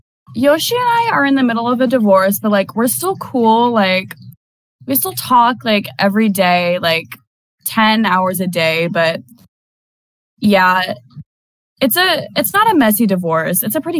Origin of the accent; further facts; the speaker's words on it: Mississippi, United States; I was born in Mississippi and. I actually met her when I was a year old in Mississippi and we kind of grew up together